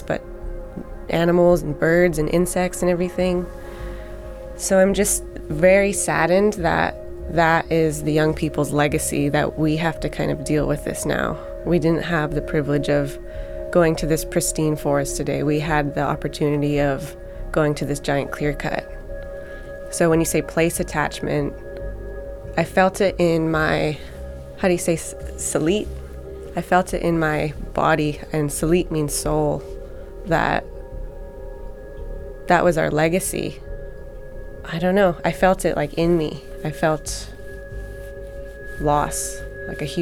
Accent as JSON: {"language": "English", "area": "Tsycum", "region": "British Columbia", "country": "Canada", "said": "I'm from Sycam, so I'm part of that."}